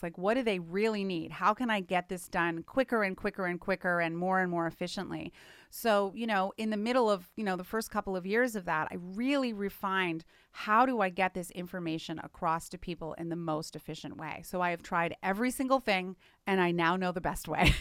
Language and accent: English; Canada; moved away; I'm from Canada originally